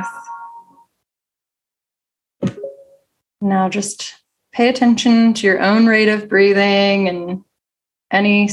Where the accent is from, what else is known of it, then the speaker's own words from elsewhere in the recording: Cincinnati, Ohio, United States; now in Los Angeles, United States; I'm from Cincinnati